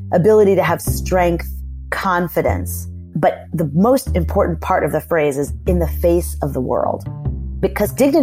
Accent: Massachusetts, United States; I am from Massachusetts.

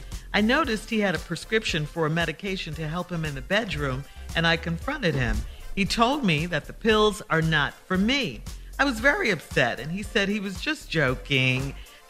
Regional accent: the South, United States; accent: Southern drawl; I'm from the South, and I have a Southern drawl, and she called me a country bumpkin the other day.

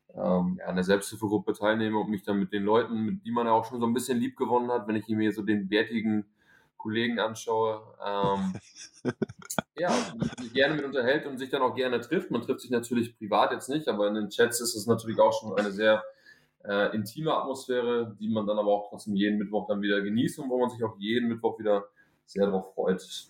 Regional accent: Northern Germany, Germany; wie man hört, komme ich nicht aus Süddeutschland, sondern komme eher auch Richtung Norden die Ecke

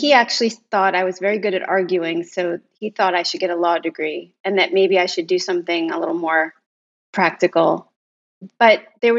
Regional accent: Philadelphia, Pennsylvania, United States; I'm from Philadelphia

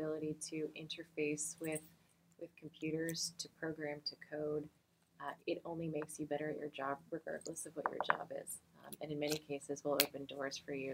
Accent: Texas, United States; I'm from Texas

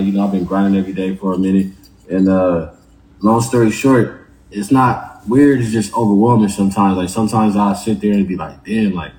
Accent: Los Angeles, California, United States; That's where I was born and raised at, man. I'm from South Central

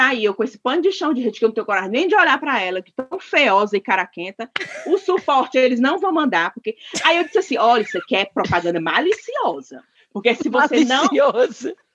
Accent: Ceará, Brazil; nós, como cearenses, nós conhecemos uma rede boa.

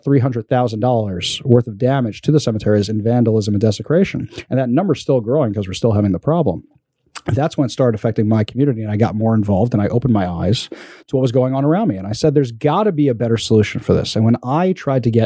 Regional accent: New York, United States; now in Seattle, United States; I'm from New York originally

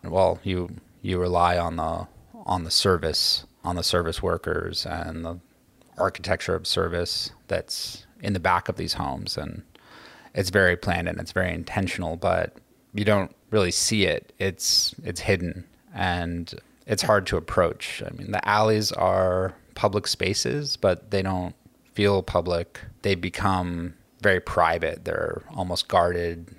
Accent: Los Angeles, California, United States; moved away as an adult; also born or lived in New Orleans; now in New York City, United States; I grew up in Los Angeles

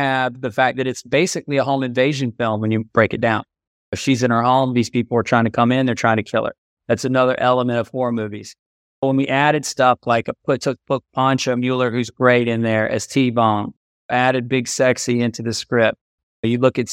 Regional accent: Georgetown, South Carolina, United States; I'm from Georgetown, South Carolina, which is a small town about 60 miles above Charleston and 30 miles below Myrtle Beach.

